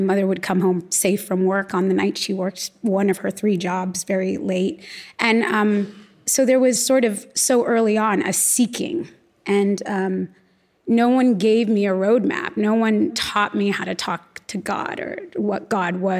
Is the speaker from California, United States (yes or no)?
yes; Los Angeles, California, United States; I was born and raised in Los Angeles